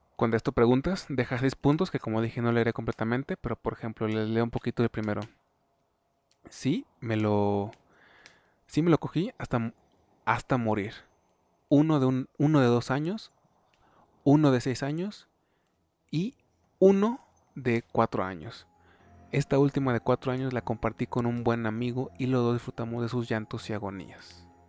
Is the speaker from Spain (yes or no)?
no; Mexico; soy mexa, soy hispano